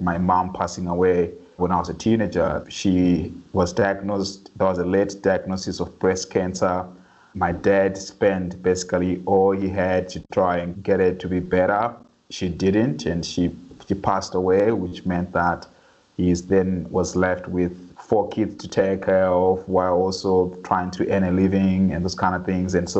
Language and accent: English; Harare, Zimbabwe; moved away; I grew up in a low-income neighborhood in the outskirts of Harare, the capital of Zimbabwe